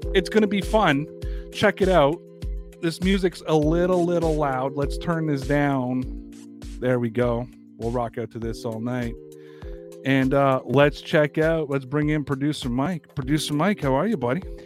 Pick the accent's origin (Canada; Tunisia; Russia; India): Canada; Toronto, Ontario; I'm from Toronto.